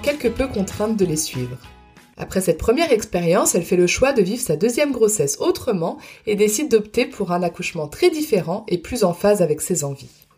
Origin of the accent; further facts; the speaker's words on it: France; moved away as an adult; now in Germany; je suis française et habite en Allemagne depuis maintenant 9 ans